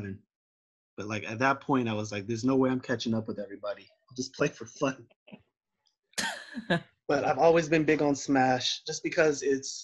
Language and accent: English; Tracy, California, United States; I grew up in Tracy.